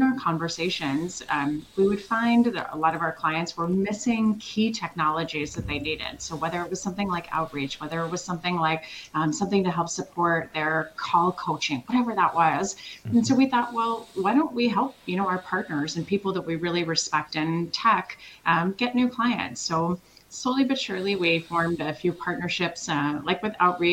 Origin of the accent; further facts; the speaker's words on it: Switzerland; moved away; I'm European like you are. I'm originally from Switzerland